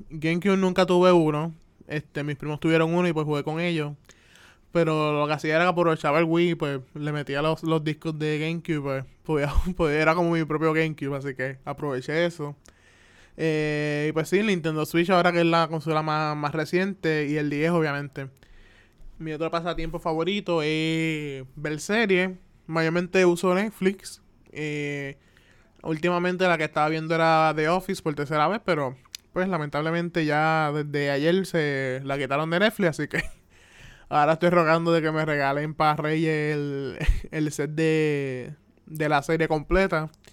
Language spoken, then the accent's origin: Spanish; Carolina, Puerto Rico; also born or lived in Atlanta, Georgia / Río Grande; me crié los 23 años que, tengo aquí en Puerto Rico.